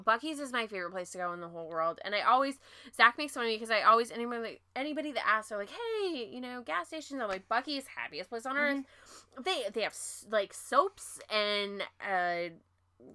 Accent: Washington, United States; now in Texas, United States; I'm from Washington. I know how to drive in the rain.

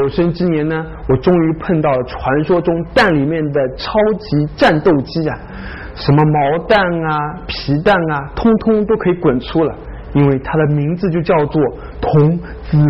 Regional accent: China; 没有谁能够超过我们中国人的了。

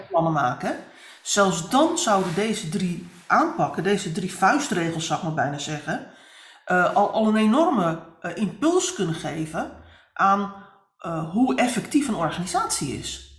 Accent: Netherlands; wij als Nederlanders, maar ook als Europeanen

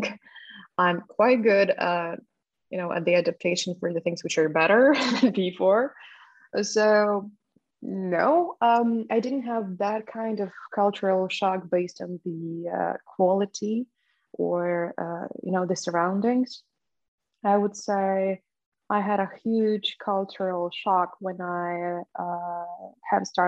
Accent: Ukraine; moved away; I was growing up in Polish diaspora in Ukraine

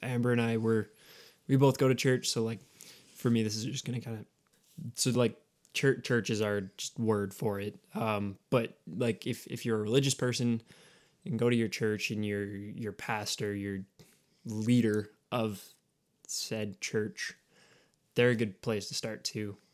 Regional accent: Canada; we're Canadian

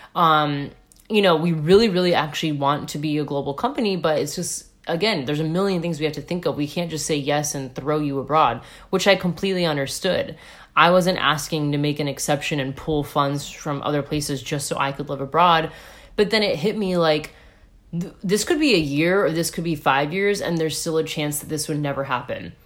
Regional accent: United States; moved away; I'm American.

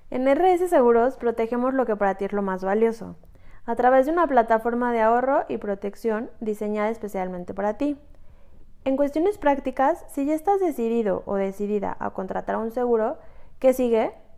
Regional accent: Mexico; Somos mujeres mexicanas

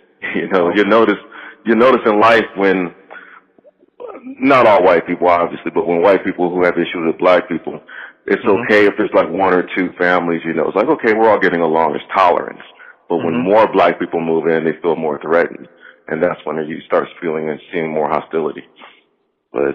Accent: United States; growing up in America, I've experienced racism. But as a child growing up in the 70s and 80s

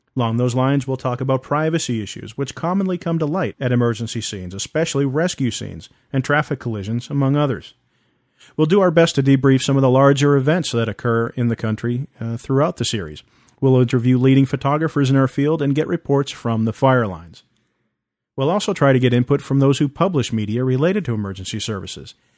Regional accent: East Coast, United States; now in West Coast, United States; I'm originally from the East Coast

